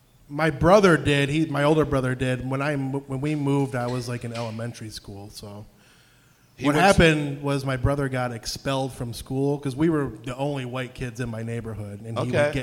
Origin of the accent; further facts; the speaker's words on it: Detroit, Michigan, United States; I grew up in Detroit and then moved to the suburbs when I got a little bit older.